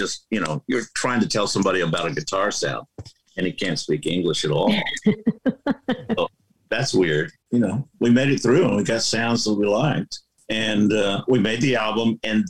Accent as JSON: {"language": "English", "region": "Texas", "country": "United States", "said": "And I'm from Texas."}